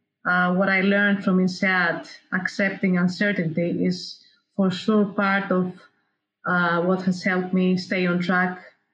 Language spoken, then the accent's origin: English; Greece; I come from Greece